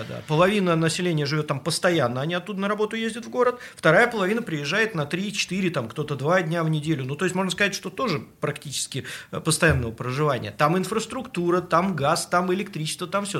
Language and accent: Russian; Saint Petersburg, Russia; мы, как истинные петербуржцы, которые тут родились и не в первом поколении